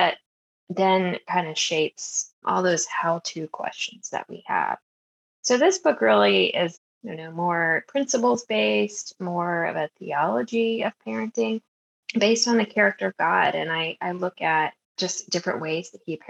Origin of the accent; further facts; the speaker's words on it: Maryland, United States; I grew up in Maryland